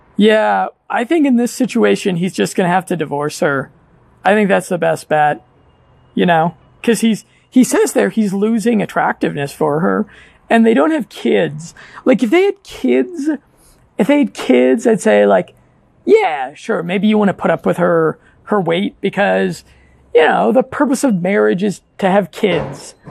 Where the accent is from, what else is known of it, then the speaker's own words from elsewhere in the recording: United States; moved away; half the guys and gals that I grew up with in America